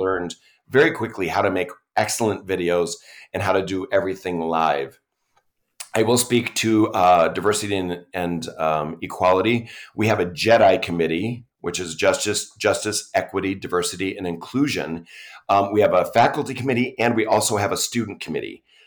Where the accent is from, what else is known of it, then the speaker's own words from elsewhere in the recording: New York, United States; moved away as an adult; now in Utah, United States; I'm from New York, and I came here for grad school and stayed